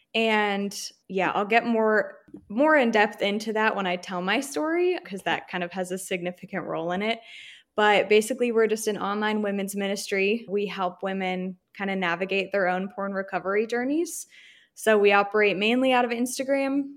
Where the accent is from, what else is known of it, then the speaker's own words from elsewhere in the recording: Virginia, United States; moved away as an adult; now in Texas, United States; I'm from Virginia, but I currently live in a super teeny tiny border town in Texas